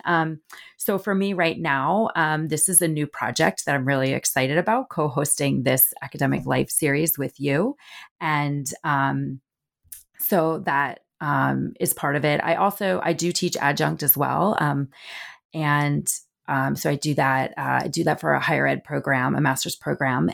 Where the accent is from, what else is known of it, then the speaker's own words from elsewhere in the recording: New Jersey, United States; moved away as an adult; also born or lived in Southeast United States; I grew up in the Northeast, um, I'm a North Jersey girl, um, my parents still live in the house I grew up in, in North Jersey